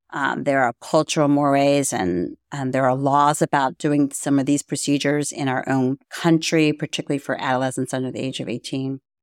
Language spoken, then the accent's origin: English; Baltimore, Maryland, United States; also born or lived in Florida; was born and raised in Baltimore, Maryland.